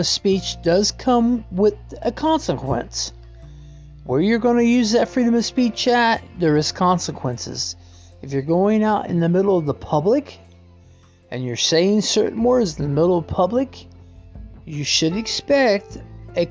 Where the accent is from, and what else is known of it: United States